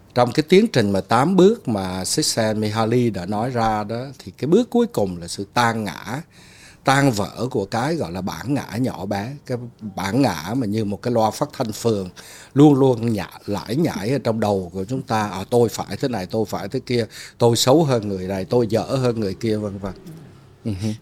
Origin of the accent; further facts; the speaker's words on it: Ho Chi Minh City, Vietnam; moved away as an adult; also born or lived in Hue, Vietnam / United States / Hanoi, Vietnam; tôi sinh ở huế lớn lên ở sài gòn 28 năm đi qua Mỹ ở 28 năm